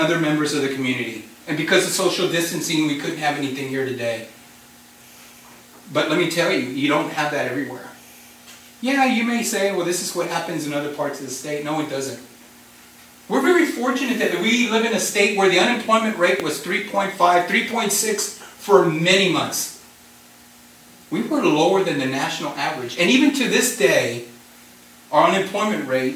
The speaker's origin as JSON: {"language": "English", "town": "Harlingen", "region": "Texas", "country": "United States", "said": "I'm from Harlingen, Texas"}